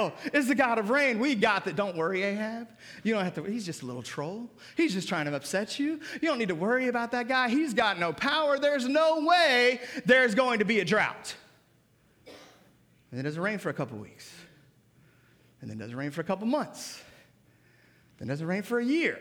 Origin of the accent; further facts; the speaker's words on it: Seattle, Washington, United States; I grew up in Seattle.